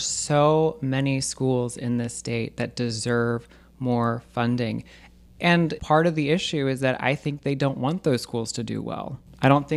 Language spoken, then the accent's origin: English; Alabama, United States; I was born in Alabama. I was raised in Alabama